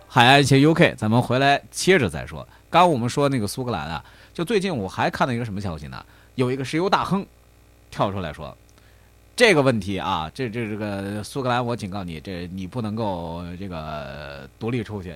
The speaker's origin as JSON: {"language": "Chinese", "country": "China", "said": "我们中国人"}